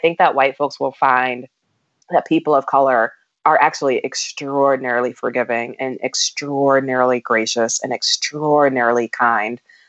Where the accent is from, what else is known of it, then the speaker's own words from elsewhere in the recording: United States; as an African American